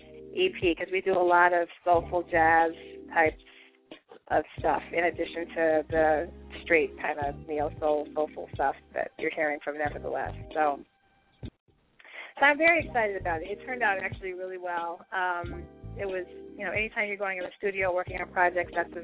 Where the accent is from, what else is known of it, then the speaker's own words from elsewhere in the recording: Denver, Colorado, United States; now in Chicago, United States; I actually live in Chicago, so I was born and I was raised in Denver, but I live in Chicago now